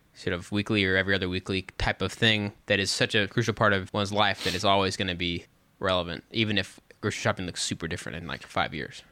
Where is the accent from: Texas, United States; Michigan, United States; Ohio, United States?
Texas, United States; West; moved away; also born or lived in Dallas–Fort Worth area, Texas; I grew up out in West Texas